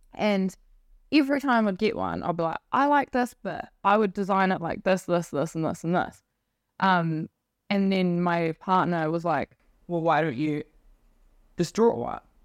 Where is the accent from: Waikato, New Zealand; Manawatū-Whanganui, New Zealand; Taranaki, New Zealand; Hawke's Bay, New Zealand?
Manawatū-Whanganui, New Zealand; Whanganui; moved away as an adult; also born or lived in Wellington; So I grew up on a farm just north of there